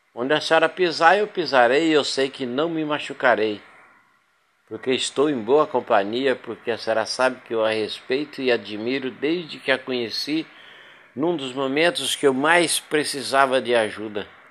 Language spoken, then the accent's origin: Portuguese; Paraná, Brazil; moved away as an adult; also born or lived in São Paulo / Goiás / Rondônia / Minas Gerais; now in Porto Velho, Brazil; eu sou nascido do estado do Paraná, de lá me casei, separei, fui para São Paulo